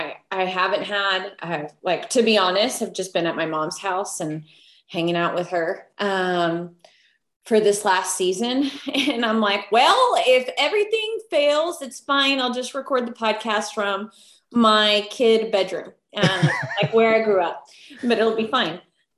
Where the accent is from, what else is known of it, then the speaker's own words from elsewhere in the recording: Puerto Rico; also born or lived in Texas, United States; I'm Puerto Rican. Okay. I was born in Texas because my dad was in the army. And we moved to Puerto Rico, which is submersed in art and culture.